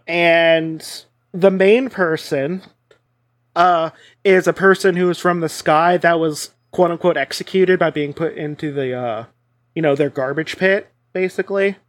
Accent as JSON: {"language": "English", "country": "United States", "said": "I'm American"}